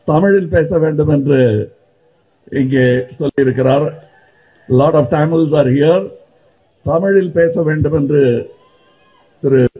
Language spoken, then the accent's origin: English; India; I'm here as an Indian.